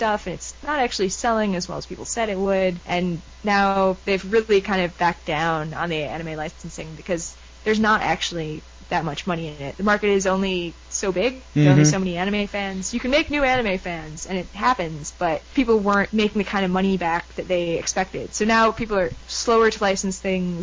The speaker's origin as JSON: {"language": "English", "country": "United States", "said": "as an American"}